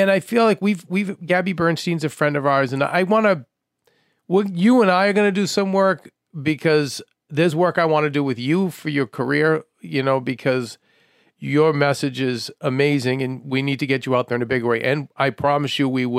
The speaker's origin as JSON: {"language": "English", "country": "United States", "said": "as an American, I have been to other countries"}